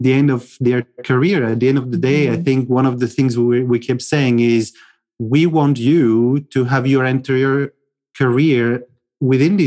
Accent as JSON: {"language": "English", "country": "France", "also_born_or_lived": "United Kingdom", "moved": "yes", "lives_now": "Cluj-Napoca, Romania", "said": "I'm originally from France. I moved from France to the UK. And then 8 years ago, I moved to Cluj-Napoca."}